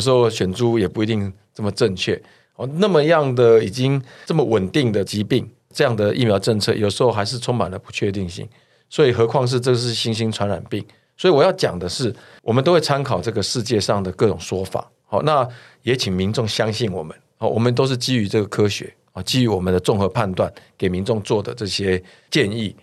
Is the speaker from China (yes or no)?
no; Taiwan; 我们台湾这边或者是东亚这边，大家并不怎么排斥这个戴口罩